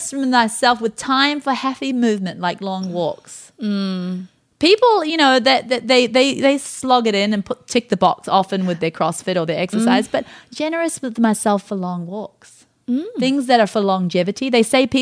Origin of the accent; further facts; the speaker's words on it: Scot, Scotland, United Kingdom; I'm a Scot